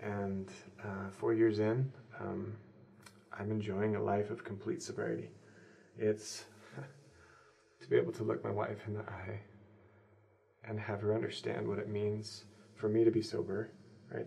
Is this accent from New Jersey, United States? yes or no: no; Southeast Idaho, United States; also born or lived in Brazil; now in Utah, United States; I grew up in Southeast Idaho